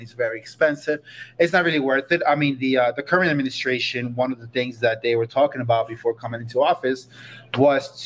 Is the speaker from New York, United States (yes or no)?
yes; New York, United States; moved away as an adult; also born or lived in Costa Rica; now in Aspen, United States; I grew up in New York